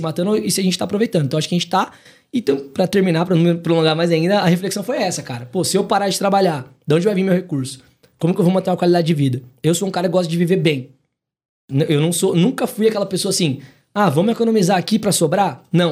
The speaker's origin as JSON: {"language": "Portuguese", "town": "Maringá", "region": "Paraná", "country": "Brazil", "moved": "as an adult", "lives_now": "São Paulo, Brazil", "said": "venho de Maringá, no Paraná."}